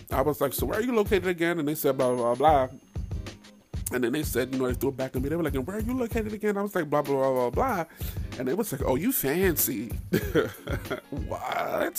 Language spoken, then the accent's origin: English; Middletown, New York, United States; now in DMV (Washington metropolitan area), United States; Born and raised in New York, right outside the city